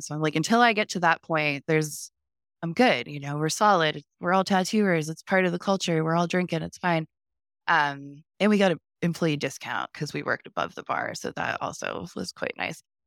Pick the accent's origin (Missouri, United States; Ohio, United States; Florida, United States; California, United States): Ohio, United States; also born or lived in Columbia, South Carolina; now in Lexington, South Carolina, United States; So I was growing up in Ohio in a really small town